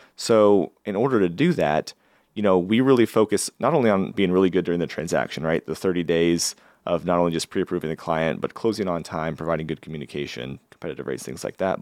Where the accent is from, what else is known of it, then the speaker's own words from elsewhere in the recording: Valley, Nebraska, United States; also born or lived in Lincoln, Nebraska / Florida / New York; So I grew up in Valley, Nebraska. So I consider myself kind of a small town